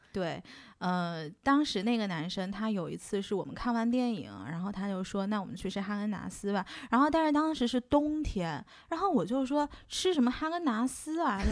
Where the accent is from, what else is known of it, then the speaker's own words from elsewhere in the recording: southern China, China; now in Shanghai, China; 作为一个南方人，我小时候是没有吃过煎饼果子这个东西的